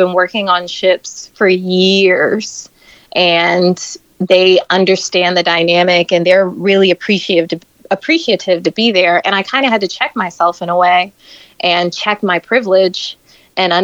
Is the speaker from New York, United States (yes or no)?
no; Florida, United States; moved away; I grew up in Florida